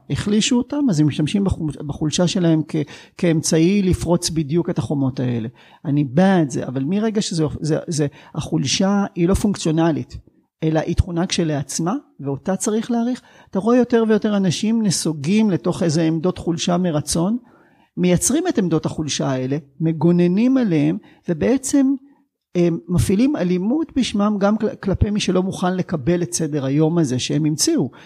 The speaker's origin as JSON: {"language": "Hebrew", "town": "Sderot", "region": "Southern District", "country": "Israel", "tie": "born or raised there", "said": "מהעיר שבה גדלתי"}